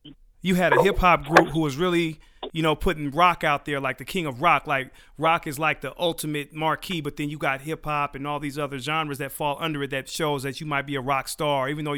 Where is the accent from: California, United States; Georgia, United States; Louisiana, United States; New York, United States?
California, United States; Because I'm from California, so we had a different idea.